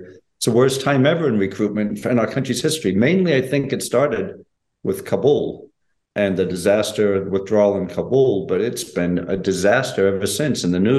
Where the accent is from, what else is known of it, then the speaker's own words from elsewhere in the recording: New England, United States; moved away as an adult; also born or lived in New Hampshire / Maine / Rhode Island / Connecticut; I grew up in New England, mainly. Basically, New Hampshire, Maine, Rhode Island, those areas up there in New England. And I went to school, high school in Connecticut.